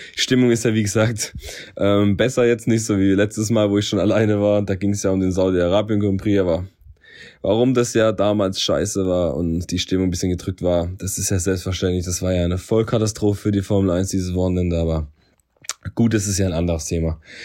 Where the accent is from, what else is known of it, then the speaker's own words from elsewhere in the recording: Germany; Ich bin Deutscher